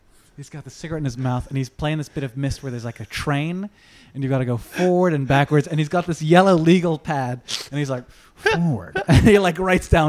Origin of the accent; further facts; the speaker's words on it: Hong Kong; I grew up in Hong Kong